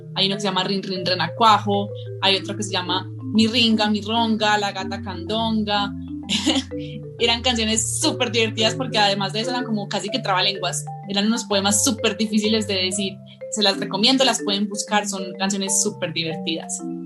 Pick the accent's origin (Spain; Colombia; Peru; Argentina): Colombia; yo soy una, en esencia, ilustradora, pero también soy escritora, de Colombia. Vivo en un pueblito muy hermoso que se llama El Retiro